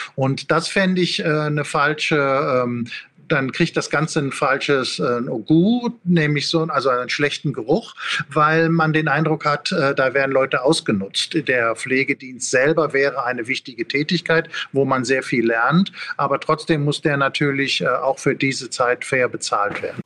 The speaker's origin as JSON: {"language": "German", "area": "Ruhr area", "region": "North Rhine-Westphalia", "country": "Germany", "said": "ich komme aus dem Ruhrgebiet"}